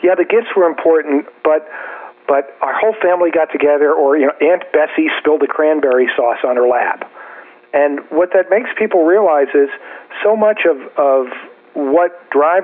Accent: New Jersey, United States; I'm from New Jersey too

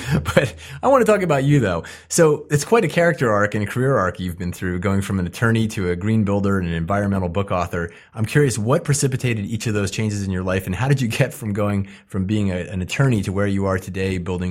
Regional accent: Philadelphia, Pennsylvania, United States; I'm originally from Philadelphia, if that tells you anything.

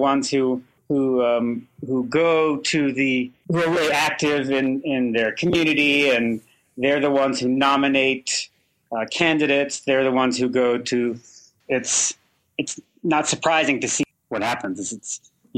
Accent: Colorado, United States; I'm from Colorado

